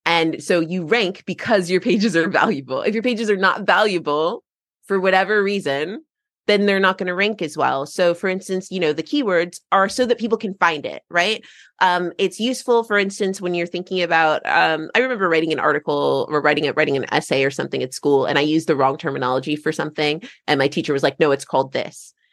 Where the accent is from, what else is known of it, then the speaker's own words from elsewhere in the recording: United States; now in England; I'm American and living in England